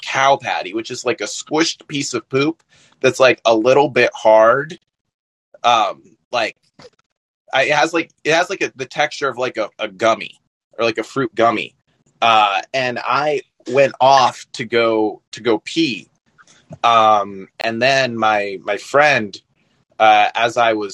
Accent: Texas, United States; I grew up in Texas

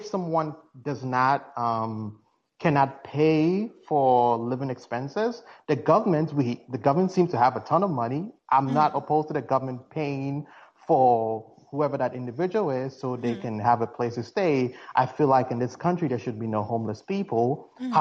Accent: Ghana; now in United States; I'm originally from Ghana, as you can tell from my accent

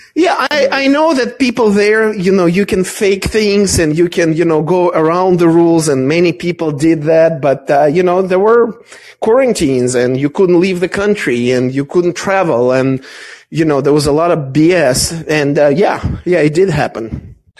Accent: Israel; moved away; I grew up partially in Israel

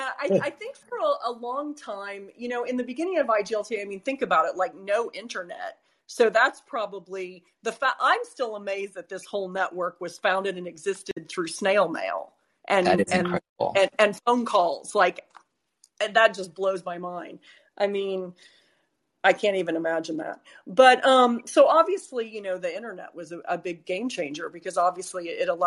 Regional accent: United States; now in London, United Kingdom; What is it like being American? That's funny. Well, I feel like, especially with all the mask wearing, I mean, people didn't really understand my accent to begin with.

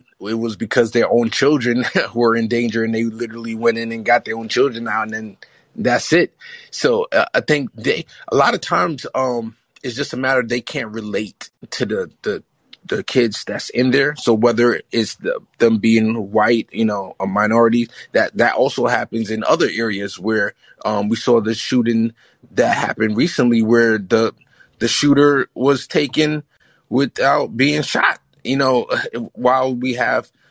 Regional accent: New York, United States; now in New Jersey, United States; I'm in New Jersey, even though I'm born and raised in New York

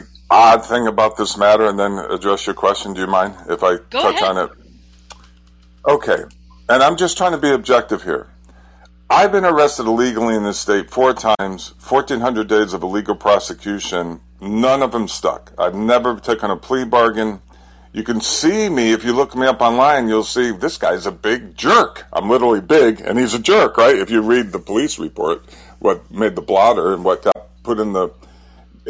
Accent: United States; I grew up in New York, Connecticut

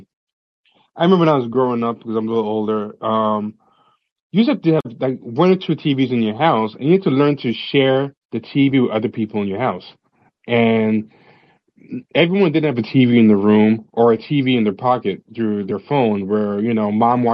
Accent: New York, United States; I was a black kid growing up in New York

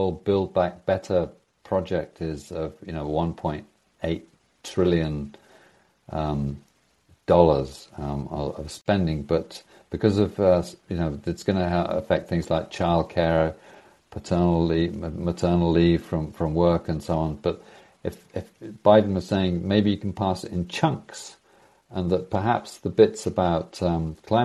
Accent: United Kingdom; also born or lived in United States; now in Norway; I'm a Brit living in Norway

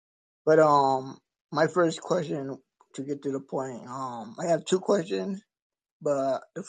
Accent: Chicago, Illinois, United States; I'm not from Georgia, but I'm from Chicago, Illinois. So, you know, it's always been a Democratic ran state.

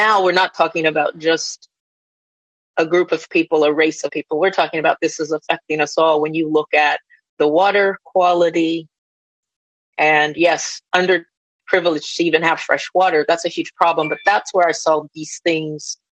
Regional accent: Los Angeles, California, United States; also born or lived in Beverly Hills / North Carolina (Lumbee lineage); I'm from LA. I've lived in Beverly Hills and all over Southern California and Northern California.

